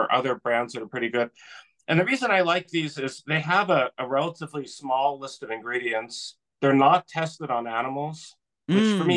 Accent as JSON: {"language": "English", "region": "California", "country": "United States", "moved": "yes", "said": "I'm originally from California"}